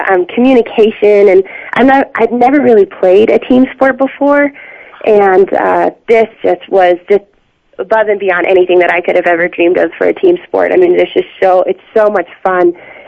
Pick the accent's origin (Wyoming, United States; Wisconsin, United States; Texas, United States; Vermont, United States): Wyoming, United States; Laramie area; also born or lived in Alaska; I am from Alaska originally, but was kind of brought up in this area